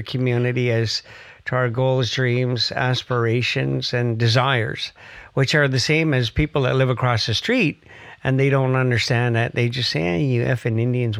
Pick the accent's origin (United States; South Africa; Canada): Canada; Musqueam, British Columbia; I'm from Musqueam